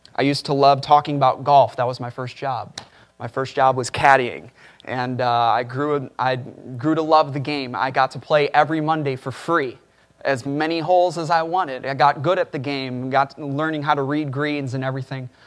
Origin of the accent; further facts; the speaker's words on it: Chicago, Illinois, United States; I grew up in Chicago